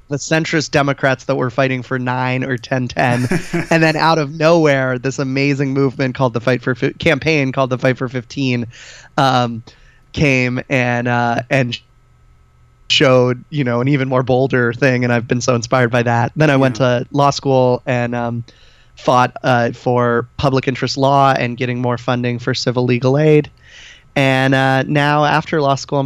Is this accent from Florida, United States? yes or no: no; Falls Church, Virginia, United States; I grew up in Falls Church, Virginia